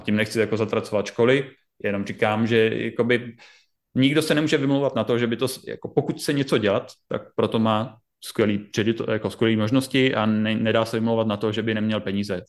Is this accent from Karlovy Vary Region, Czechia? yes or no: no; Brno, South Moravian Region, Czechia; u nás v Brně Masarykova univerzita